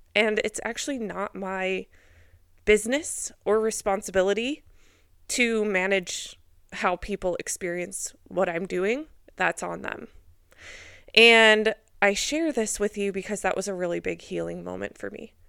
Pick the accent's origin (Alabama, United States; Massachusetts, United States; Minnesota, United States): Minnesota, United States; I grew up in Minnesota